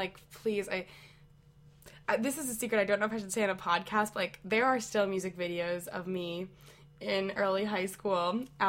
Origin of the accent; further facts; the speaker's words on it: Connecticut, United States; moved away as an adult; I'm from Connecticut